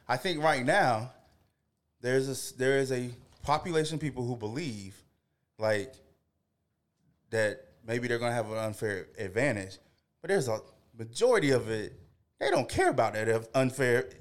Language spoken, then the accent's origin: English; the South, United States; I grew up in the South going to church